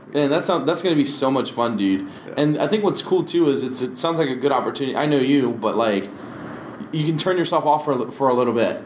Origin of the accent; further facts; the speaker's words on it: Maryland, United States; now in Hawaii, United States; I'm from Maryland